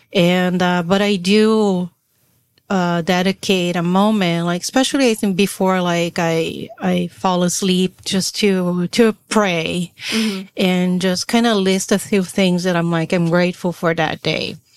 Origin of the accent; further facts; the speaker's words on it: Brazil; now in United States; I am born and raised in Brazil